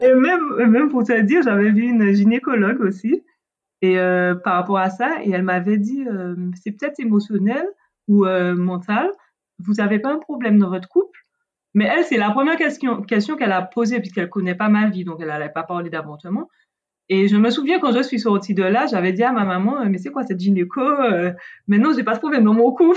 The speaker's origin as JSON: {"language": "French", "country": "Martinique", "said": "je viens de la Caraïbe, de la Martinique"}